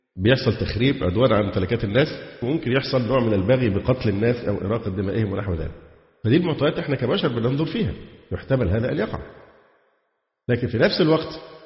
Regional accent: Egypt; عندنا في مصر

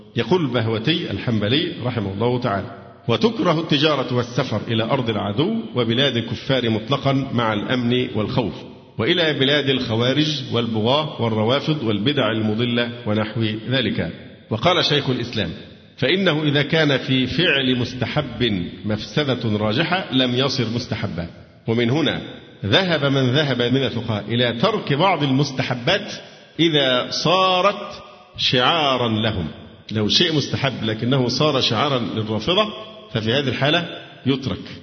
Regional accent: Egypt; عندنا في مصر

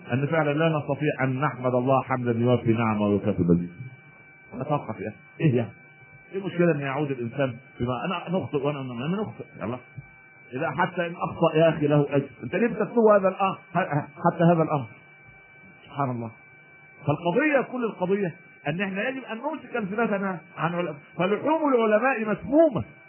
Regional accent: Egypt; عندنا في مصر

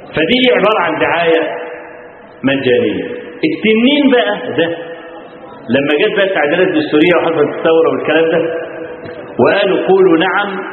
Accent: Kafr El Sheikh Governorate, Egypt; عندنا في كفر الشيخ في عندنا في المحافظه

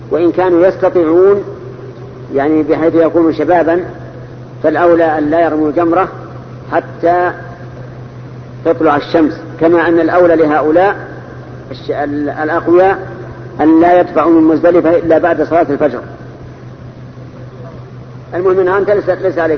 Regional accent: Morocco; ليس من اهل المدينه انا من المغرب

